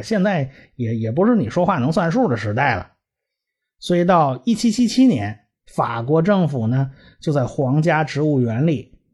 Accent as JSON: {"language": "Chinese", "country": "China", "said": "我们中国人"}